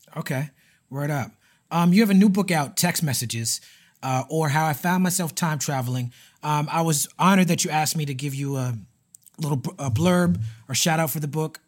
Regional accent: New York City, New York, United States; when I was growing up in Brooklyn

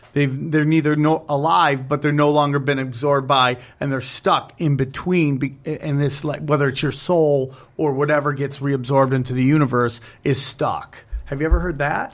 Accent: upstate New York, United States; upstate New York, where I'm from

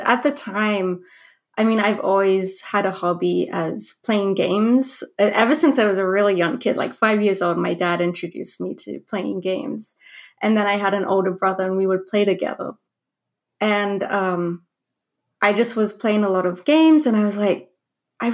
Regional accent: Australia; also born or lived in New Zealand; I was born in New Zealand but raised in Australia. So I went to high school in Australia

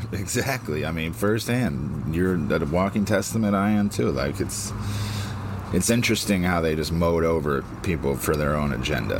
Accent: United States; here in America

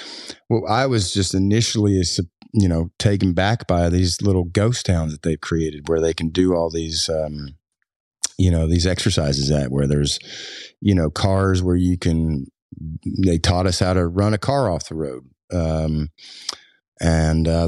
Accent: Floyd County, Eastern Kentucky, United States; accent: twangy; I grew up in Eastern Kentucky, so I've got a pretty twangy accent.

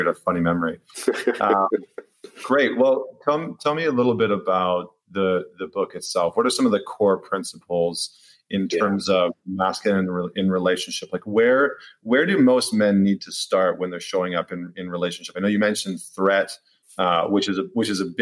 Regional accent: Alberta, Canada; I grew up in Canada, in Alberta

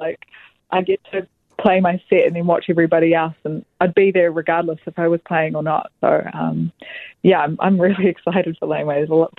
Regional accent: Wellington, New Zealand; moved away; I'm from Wellington and my parents still live there.

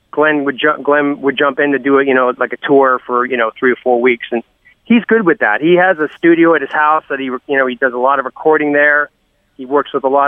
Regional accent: Canada; I don't give a shit. I'm Canadian.

